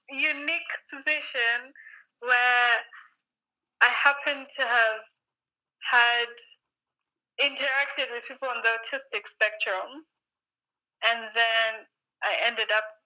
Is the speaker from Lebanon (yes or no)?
no; Nairobi, Kenya; also born or lived in London; I was born in Africa, in Nairobi, Kenya.